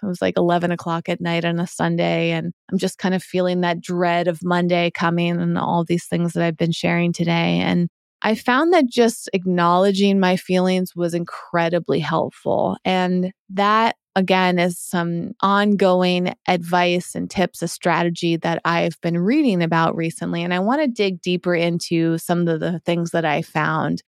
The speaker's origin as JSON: {"language": "English", "region": "Massachusetts", "country": "United States", "tie": "born or raised there", "moved": "yes", "said": "as I was growing up on the East Coast in Massachusetts"}